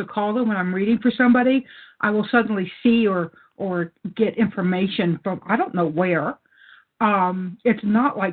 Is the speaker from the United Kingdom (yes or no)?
no; Louisiana, United States; I grew up in Louisiana